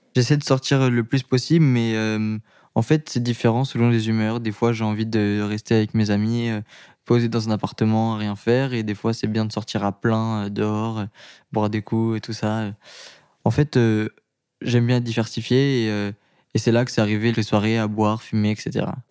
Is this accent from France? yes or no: yes; Paris, Île-de-France, France; je suis de Paris